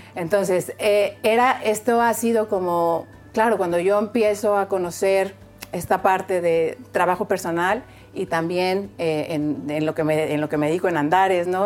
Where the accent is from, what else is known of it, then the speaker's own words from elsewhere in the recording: Mexico; soy mexicana